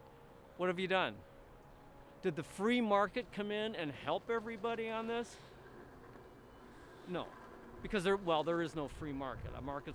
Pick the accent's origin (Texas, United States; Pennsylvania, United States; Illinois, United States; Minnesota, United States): Illinois, United States; Chicago; as a Chicagoan